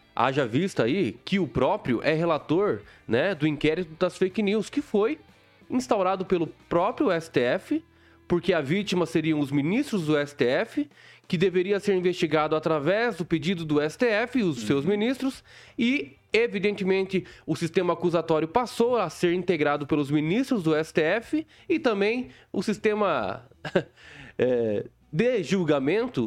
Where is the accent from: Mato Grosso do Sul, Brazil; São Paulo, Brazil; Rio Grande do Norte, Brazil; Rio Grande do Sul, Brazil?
Mato Grosso do Sul, Brazil; moved away; also born or lived in southwest Paraná; eu não era do, do sudoeste, né? Eu hum. sou de Mato Grosso do Sul